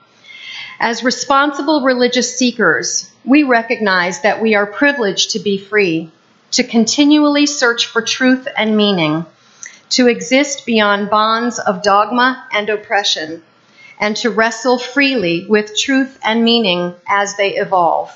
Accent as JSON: {"language": "English", "town": "Peterborough", "region": "New Hampshire", "country": "United States", "tie": "born or raised there", "moved": "yes", "said": "when I went back to my hometown of Peterborough, New Hampshire, I discovered that there was a UU church right in the center of town the whole time I was growing up"}